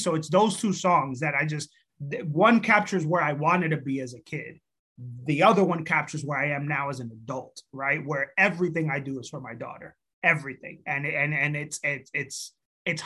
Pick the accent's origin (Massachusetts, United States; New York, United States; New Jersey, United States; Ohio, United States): New York, United States; moved away; also born or lived in Dominican Republic / Providence / Boston; I was born in New York, grew up in DR for 4 years, and then came back to New York for a year, moved to Providence.